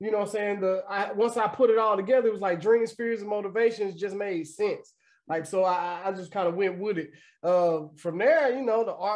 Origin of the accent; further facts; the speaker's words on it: Dallas, Texas, United States; also born or lived in Louisiana; I'm from Dallas, Texas, you know what I'm saying? Southwest. I wasn't born in Dallas, though. I was born in Louisiana, but I've been in Dallas since I was like 9 years old